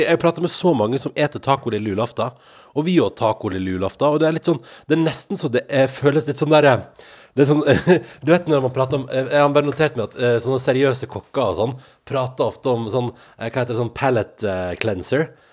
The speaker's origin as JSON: {"language": "Norwegian", "town": "Førde", "region": "Vestland", "country": "Norway", "tie": "born or raised there", "moved": "yes", "said": "hjemme i Førde"}